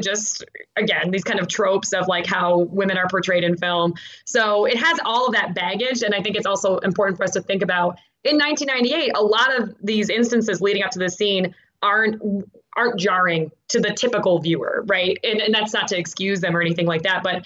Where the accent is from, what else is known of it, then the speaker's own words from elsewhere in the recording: Buffalo, New York, United States; moved away; I grew up in North Buffalo